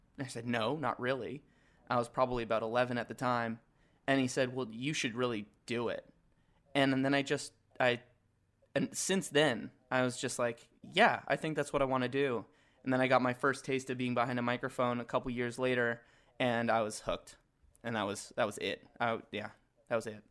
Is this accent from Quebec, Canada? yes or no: no; Edmonton, Alberta, Canada; I grew up in Edmonton